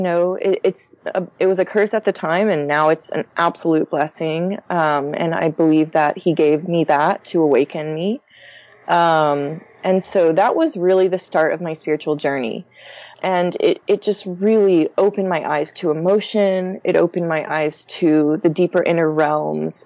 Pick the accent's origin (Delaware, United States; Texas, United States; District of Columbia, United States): Texas, United States; Houston; growing up in the Houston suburbs